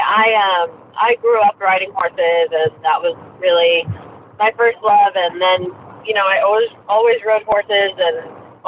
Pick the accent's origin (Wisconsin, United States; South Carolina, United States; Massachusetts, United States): South Carolina, United States; also born or lived in Nebraska; when I grew up in South Carolina